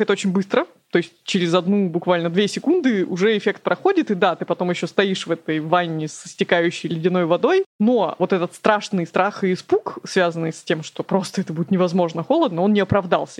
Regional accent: Krasnoyarsk, Krasnoyarsk Krai, Russia; moved away as an adult; Я же родом из Красноярска, и всю жизнь, все детство до 26 лет там жила.

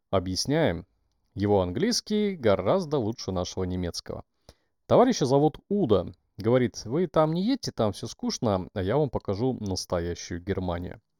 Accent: Blagoveshchensk, Amur Oblast, Russia; Есть пиво, которое можно купить даже в городе Хэйхэ напротив моего родного города Благовещенска.

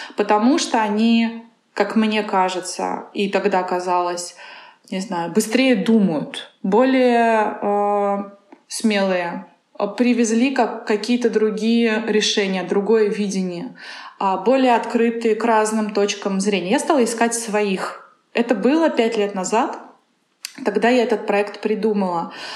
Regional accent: Kazan, Tatarstan, Russia; born or raised there; moved away as an adult; also born or lived in Moscow

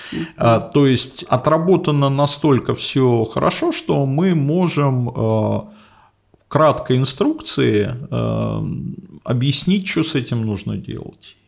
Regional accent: Moscow, Russia; first language Russian; я родился и вырос в Москве, учился в московской школе, закончил московский вуз

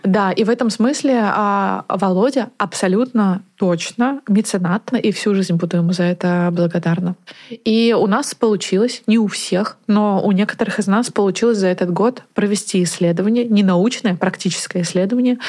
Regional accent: Naberezhnye Chelny, Tatarstan, Russia; moved away; also born or lived in Moscow; я из 56 комплекса. А так как родители работали у большинства моих сверстников на заводе КАМАЗ

